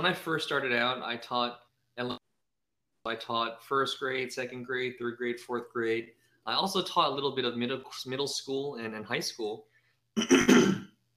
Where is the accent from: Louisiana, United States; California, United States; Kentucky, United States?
California, United States; San Francisco; moved away as an adult; also born or lived in San Jose; now in Thailand; I was born and raised in San Francisco